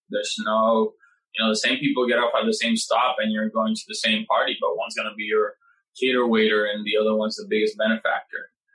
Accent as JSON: {"language": "English", "country": "Puerto Rico", "moved": "as an adult", "lives_now": "New York, United States", "said": "I come from Puerto Rico"}